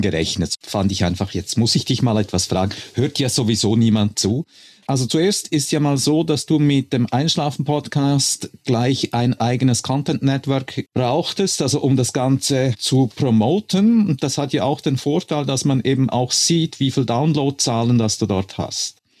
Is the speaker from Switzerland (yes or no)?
yes; Switzerland; als Schweizer